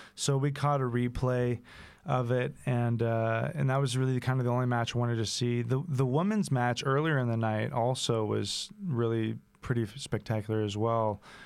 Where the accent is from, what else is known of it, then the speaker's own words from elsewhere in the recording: Texas, United States; growing up as a Texan